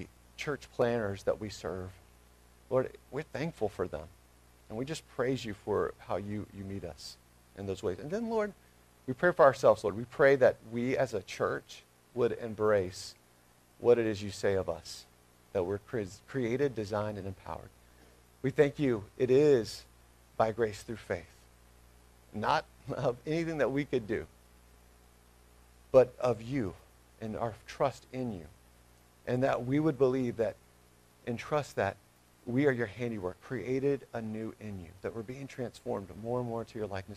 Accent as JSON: {"language": "English", "town": "Smyrna", "country": "United States", "tie": "born or raised there", "moved": "yes", "said": "Smyrna First Baptist, which is my hometown where I'm from"}